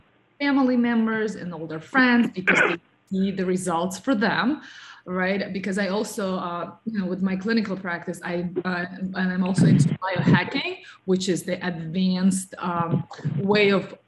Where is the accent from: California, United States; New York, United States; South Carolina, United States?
New York, United States; So my background is also in modeling and, you know, being like a New Yorker and a health coach, and being part of the wellness field